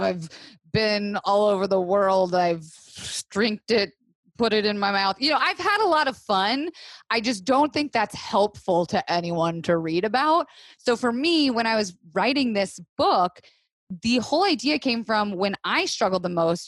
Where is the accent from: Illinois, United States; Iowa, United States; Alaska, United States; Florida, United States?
Florida, United States; also born or lived in New York / Los Angeles; now in Woodstock, United States; I was raised in Florida, which nothing normal happens in Florida, right?